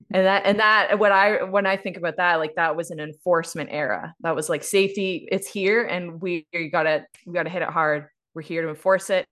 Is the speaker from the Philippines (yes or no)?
no; East Coast, Canada; now in Calgary, Canada; I was raised on the East Coast, um, specifically in a coal mining town and fishing, fishing town